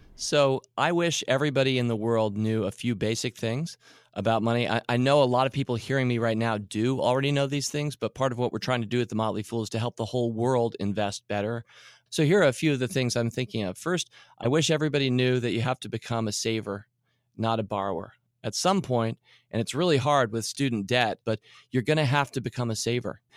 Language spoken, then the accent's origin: English; Washington, District of Columbia, United States; I grew up in Washington D.C. and we, we in Georgetown we went to the Safeway, which was right near our house